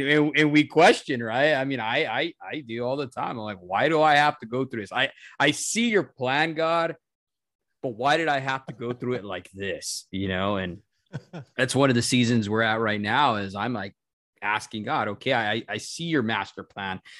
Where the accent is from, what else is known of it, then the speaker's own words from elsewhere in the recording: Albuquerque, New Mexico, United States; moved away as an adult; we moved from Albuquerque, New Mexico